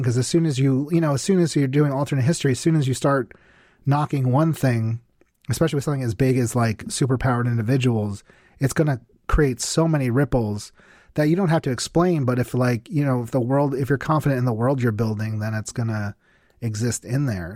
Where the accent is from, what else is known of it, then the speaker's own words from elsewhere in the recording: New Jersey, United States; also born or lived in New York; I grew up in New Jersey, and that's actually, I actually live in New Jersey now